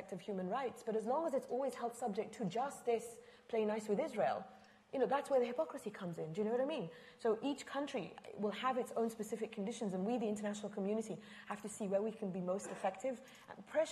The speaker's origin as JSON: {"language": "English", "country": "Egypt", "moved": "yes", "lives_now": "United States", "said": "I say this as an Egyptian."}